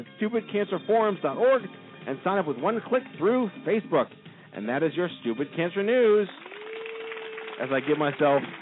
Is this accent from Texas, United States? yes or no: no; New York, United States; I'm from New York.